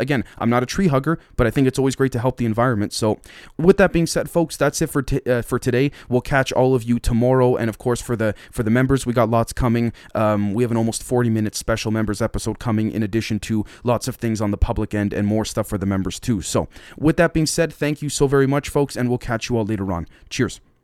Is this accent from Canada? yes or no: yes; Canada